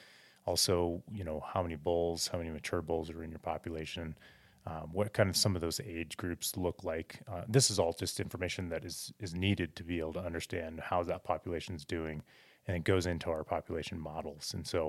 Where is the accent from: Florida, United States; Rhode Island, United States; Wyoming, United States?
Wyoming, United States; Cody; I grew up in Cody, Wyoming, outside of Yellowstone.